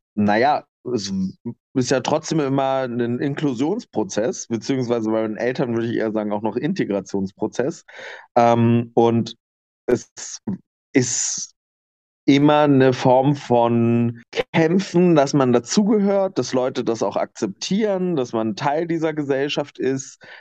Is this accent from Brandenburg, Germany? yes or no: yes; Lower Lusatia, Brandenburg, Germany; moved away as an adult; also born or lived in Nuremberg; now in Leipzig, Germany; ich komme aus der Niederlausitz in Brandenburg